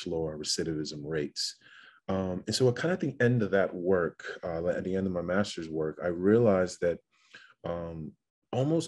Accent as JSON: {"language": "English", "town": "West Hartford", "region": "Connecticut", "country": "United States", "tie": "born or raised there", "also_born_or_lived": "Chicago, Illinois / Aba, Nigeria", "said": "We moved to Hartford, Connecticut first, and then subsequently moved to West Hartford, Connecticut"}